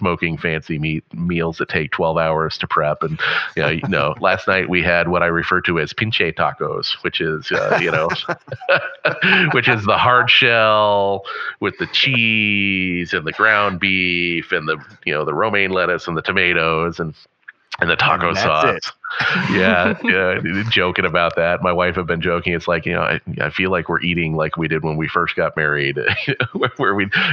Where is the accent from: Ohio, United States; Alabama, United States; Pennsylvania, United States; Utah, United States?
Pennsylvania, United States; Western; growing up in Western Pennsylvania